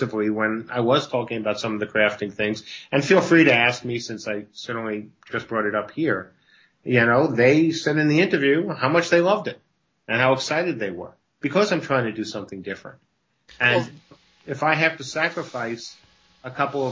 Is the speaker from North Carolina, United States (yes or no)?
no; New York, United States; I grew up in New York